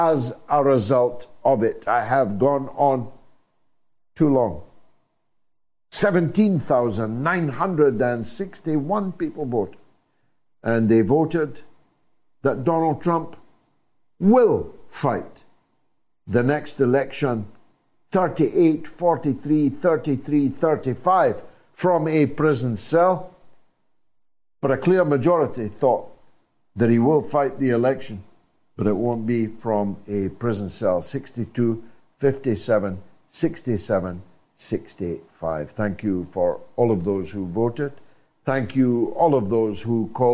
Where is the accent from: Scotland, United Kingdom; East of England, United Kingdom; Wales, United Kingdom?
Scotland, United Kingdom; as a Scotsman